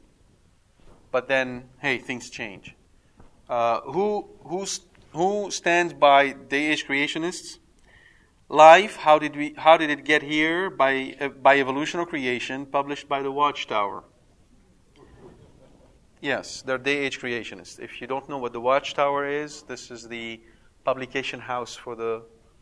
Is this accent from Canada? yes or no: yes; Canada; I'm Canadian. Yes, a Canadian.